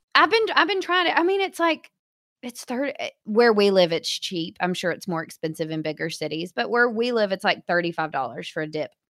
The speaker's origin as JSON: {"language": "English", "town": "Hot Springs", "region": "Arkansas", "country": "United States", "said": "I was from Hot Springs, and our movie theaters were rough"}